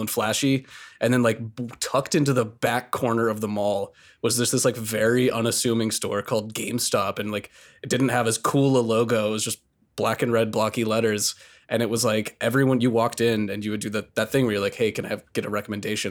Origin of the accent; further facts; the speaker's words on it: the South, United States; I'm from the South